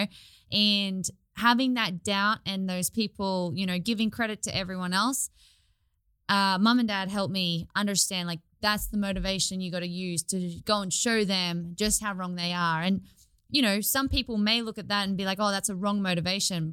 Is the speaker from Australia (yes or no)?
yes; Australia; I'm from Australia. I grew up on the coast on a sugarcane farm